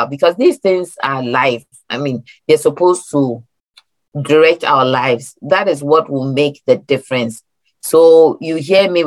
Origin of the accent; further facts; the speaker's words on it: Ghana; now in Maryland, United States; I'm Ghanaian, born in Ghana, migrated here